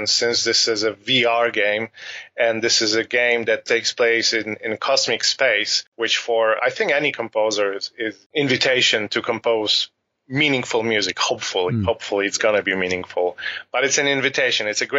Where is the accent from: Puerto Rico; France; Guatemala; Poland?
Poland; Warsaw, Masovian Voivodeship; also born or lived in Nairobi, Kenya / Kano, Nigeria; When I was five, we moved back to Poland, to Warsaw.